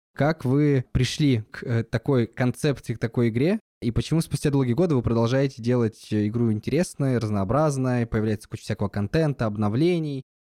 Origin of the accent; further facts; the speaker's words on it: Yekaterinburg, Sverdlovsk Oblast, Russia; из моего родного города, в котором я жил, из Екатеринбурга